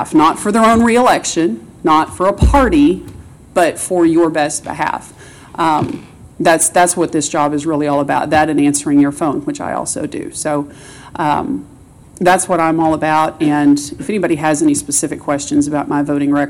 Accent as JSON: {"language": "English", "town": "Springdale", "region": "Arkansas", "country": "United States", "tie": "born or raised there", "also_born_or_lived": "Rogers, Arkansas", "said": "I've lived in this area my entire life. I was born and raised in Springdale"}